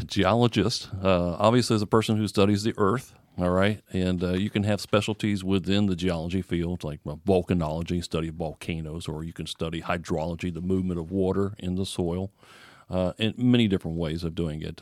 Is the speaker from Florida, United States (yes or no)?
yes; Florida, United States; I'm born and raised in Florida